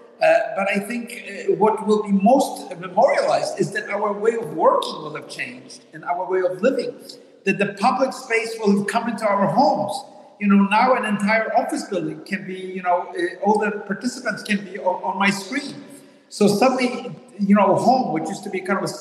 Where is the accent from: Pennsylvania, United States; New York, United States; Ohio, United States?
New York, United States; New York City; also born or lived in Manhattan; I grew up in the Bronx. Now I live in Manhattan.